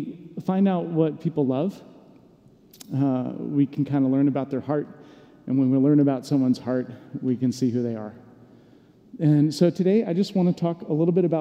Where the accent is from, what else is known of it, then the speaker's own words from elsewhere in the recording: Atlanta, Georgia, United States; moved away; I grew up in Atlanta, first chunk of my life